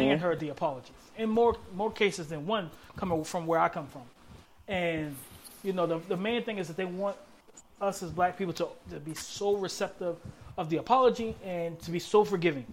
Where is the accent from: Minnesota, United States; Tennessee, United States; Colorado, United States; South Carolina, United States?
South Carolina, United States; I'm from South Carolina.